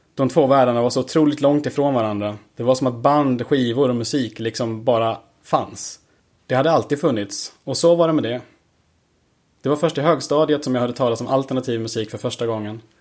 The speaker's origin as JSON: {"language": "Swedish", "town": "Klockrike", "region": "Östergötland", "country": "Sweden", "tie": "born or raised there", "moved": "yes", "lives_now": "Malmö, Sweden", "said": "Jag bor i Malmö men är född och uppvuxen på Östgötaslätten i en liten by som heter Klockrike"}